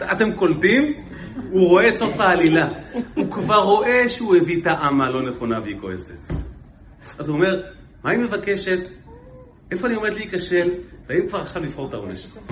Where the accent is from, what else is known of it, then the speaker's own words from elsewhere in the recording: Israel; אנחנו הרי ישראלים